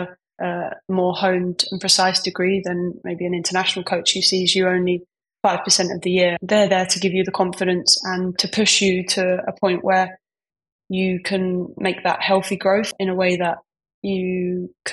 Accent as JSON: {"language": "English", "region": "London", "country": "United Kingdom", "said": "I'm from East London"}